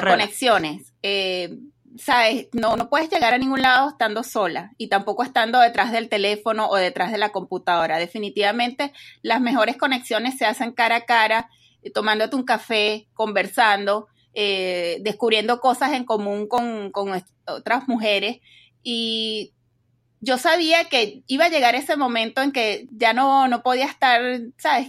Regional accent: Venezuela; moved away as an adult; now in Dallas, United States; soy venezolana, eh, tengo más o menos unos 15 años en Estados Unidos, vivo en Texas

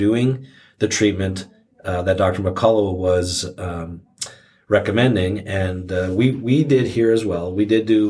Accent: Canada; moved away; My home country of Canada, where I'm originally from

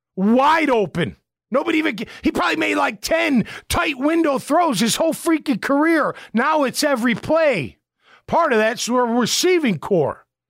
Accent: Chicago, Illinois, United States; moved away; I'm from Chicago

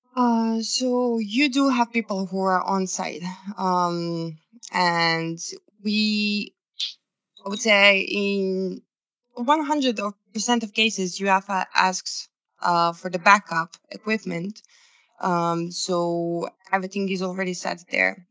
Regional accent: Serbia; i'm from serbia originally

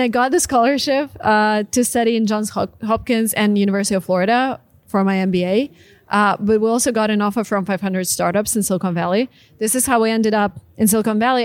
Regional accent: Russia; moved away as an adult; I'm Russian, was born and raised in Russia

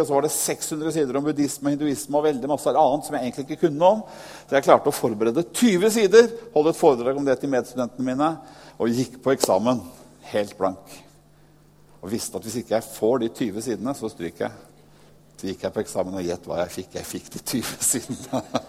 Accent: Norway; jeg nordmann selv

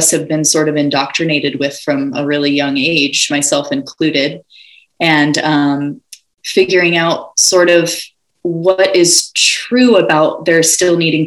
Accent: Ojai, California, United States; I was born and raised in Ojai, California

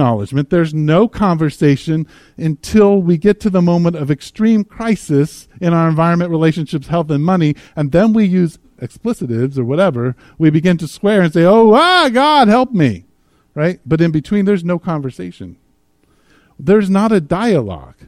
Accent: United States; as Americans

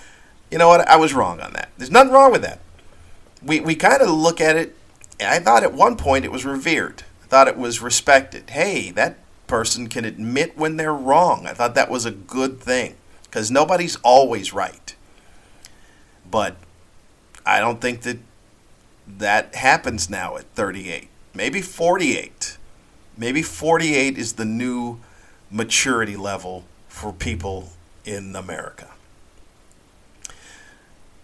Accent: United States; accent: American; I am American

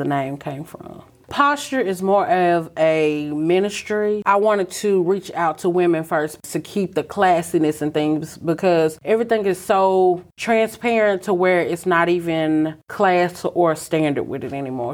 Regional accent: Brownsville, Tennessee, United States; also born or lived in Atlanta, Georgia; I'm originally from Brownsville, Tennessee, where we are today

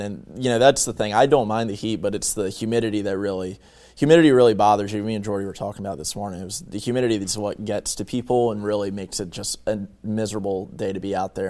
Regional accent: Bear, Delaware, United States; moved away as an adult; also born or lived in Virginia Tech (Blacksburg, Virginia); now in Salisbury, United States; I'm from, uh, Bear, Delaware, which is basically from uni-, or near the University of Delaware

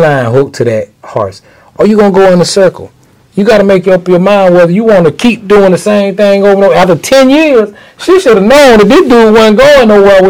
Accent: Macon, Georgia, United States; I'm from Macon. Born and raised.

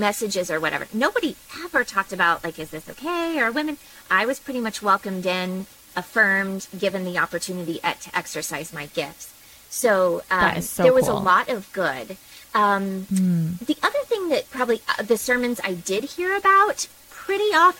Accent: Oklahoma City, Oklahoma, United States; I grew up in Oklahoma City

